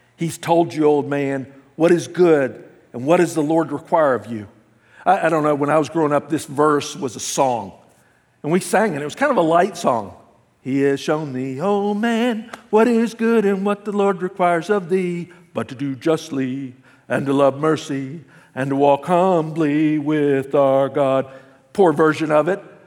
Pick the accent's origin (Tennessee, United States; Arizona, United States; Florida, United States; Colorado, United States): Tennessee, United States; Memphis; now in California, United States; I grew up in the South. The city I grew up in, Memphis, Tennessee